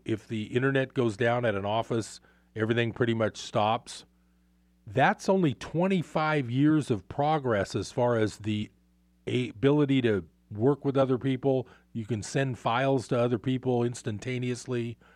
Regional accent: Bay Area, California, United States; moved away as an adult; now in Northern California, United States; I grew up in the Bay Area

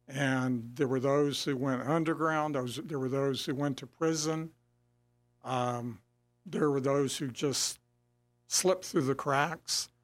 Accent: San Antonio, Texas, United States; I grew up in San Antonio

